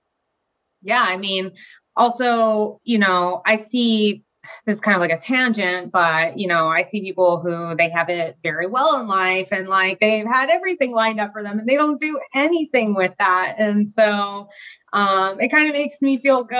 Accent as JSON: {"language": "English", "region": "Florida", "country": "United States", "tie": "born or raised there", "also_born_or_lived": "Germany", "said": "I was pretty much raised in Florida for most of my life, from like 3 to now, still living here"}